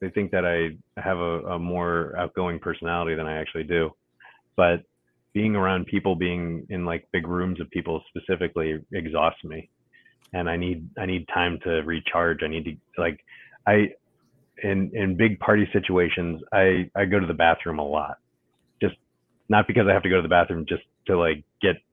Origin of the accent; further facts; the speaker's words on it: Ohio, United States; now in Washington, D.C., United States; I grew up in Ohio, lived in South Carolina for a couple summers, lived in Florida for a little bit